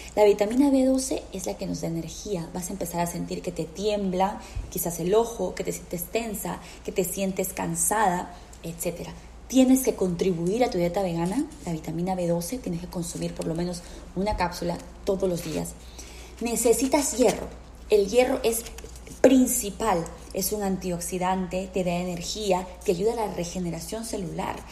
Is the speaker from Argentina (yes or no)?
no; Peru; now in United States; yo soy peruana